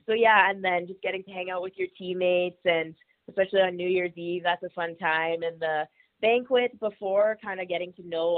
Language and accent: English; Lethbridge, Alberta, Canada; I'm from Lethbridge, and so I grew up playing Ringette here.